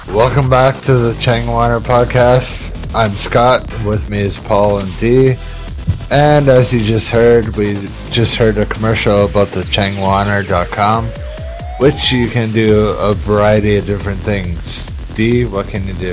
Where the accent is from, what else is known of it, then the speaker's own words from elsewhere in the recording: Canada; moved away as an adult; now in Korea; Back home in Canada